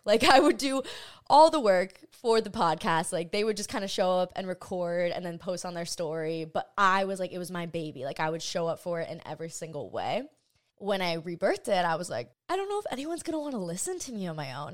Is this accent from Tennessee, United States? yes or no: no; Hawaii, United States; I grew up in Hawaii